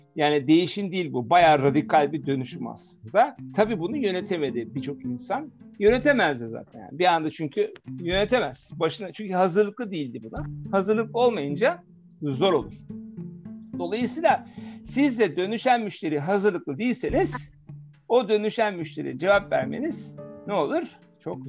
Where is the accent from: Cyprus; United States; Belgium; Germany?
Germany; moved away; Almanya'da yetiştim.